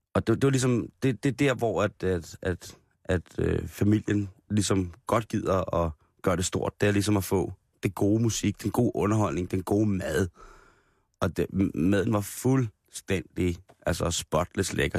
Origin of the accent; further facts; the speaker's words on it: Roskilde, Zealand, Denmark; som Roskilde-dreng